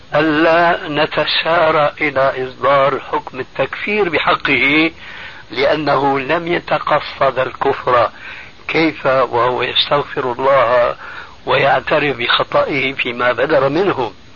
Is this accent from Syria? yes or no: yes; Syria; عندنا في سوريا